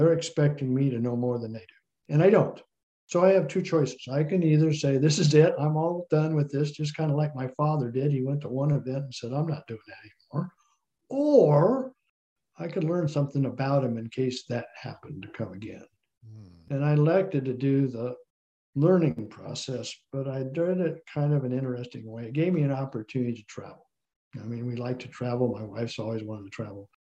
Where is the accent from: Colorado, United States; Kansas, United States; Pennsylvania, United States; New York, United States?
Colorado, United States; Colorado Springs; I was born in Colorado Springs, Colorado, as was my father and my grandfather